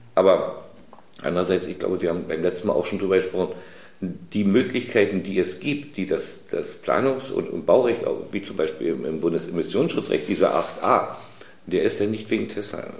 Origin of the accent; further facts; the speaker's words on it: Germany; wir als Deutsche